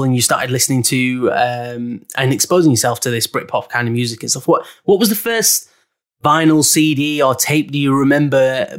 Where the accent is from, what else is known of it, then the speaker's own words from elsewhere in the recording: Kent, South East England, United Kingdom; I'm from Kent.